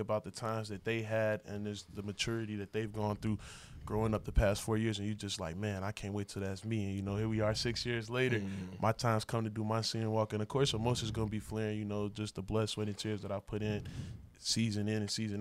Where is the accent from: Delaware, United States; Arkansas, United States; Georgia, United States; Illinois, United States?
Illinois, United States; Chicago; moved away; Chicago, Illinois, Southside, born and raised